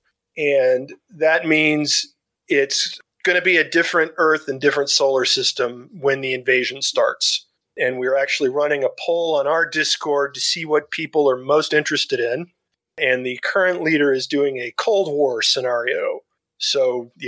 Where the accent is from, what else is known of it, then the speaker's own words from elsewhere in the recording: Dallas, Texas, United States; my hometown of Dallas, Texas